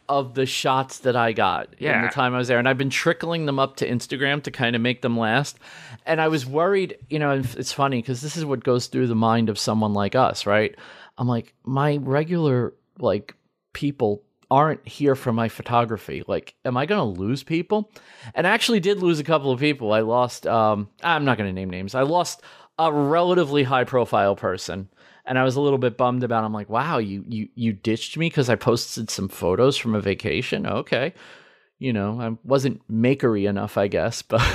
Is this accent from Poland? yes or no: no; Midwest, United States; I come from the Midwest and I'm all about being from the Midwest.